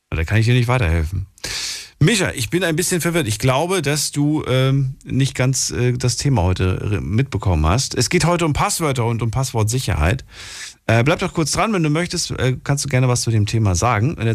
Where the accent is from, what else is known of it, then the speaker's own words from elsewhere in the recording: Eifel, Germany; Ich bin aus der Eifel.